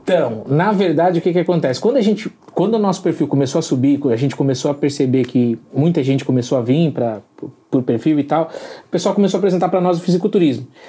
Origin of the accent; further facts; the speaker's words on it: Balneário Rincão, Santa Catarina, Brazil; Nós somos de, do Balneário Rincão, Santa, Santa Catarina